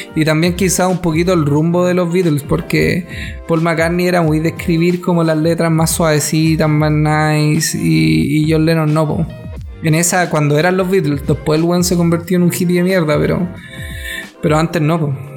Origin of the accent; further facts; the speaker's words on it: Chile; como chilenos